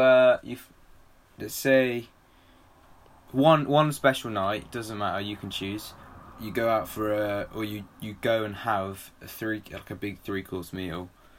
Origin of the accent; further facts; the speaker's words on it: England, United Kingdom; We're English.